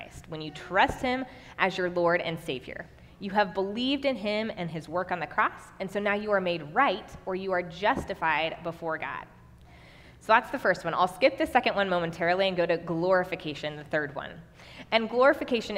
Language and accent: English; Kansas City, United States; also born or lived in Nebraska; now in Waverly, United States; I'm actually originally from Kansas City, and my husband and I moved back to Nebraska in 2015